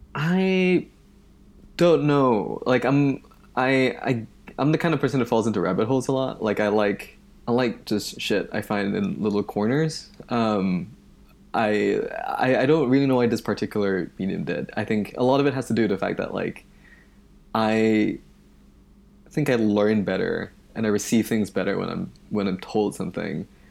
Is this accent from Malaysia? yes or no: yes; Malaysia; moved away as an adult; now in United States; I moved to the United States from Malaysia in two thousand eight for college. Um, and where I grew up, there isn't this tradition of public radio